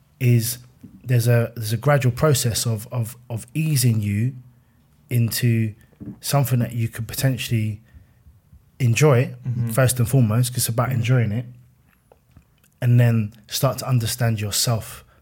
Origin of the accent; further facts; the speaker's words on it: Fort Worth, Texas, United States; I'm a kid from Fort Worth in my head